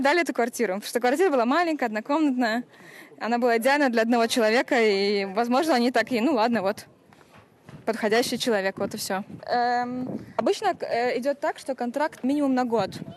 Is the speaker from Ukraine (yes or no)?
no; Estonia; moved away as an adult; now in Berlin, Germany; я из Эстонии. Я живу в Берлине, и я переехала туда лет 7 назад